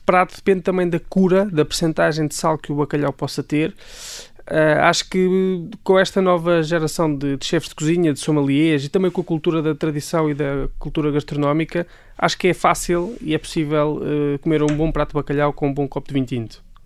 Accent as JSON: {"language": "Portuguese", "town": "Leiria", "region": "Centro", "country": "Portugal", "tie": "born or raised there", "said": "de Leiria, portanto, a minha cidade natal é Leiria"}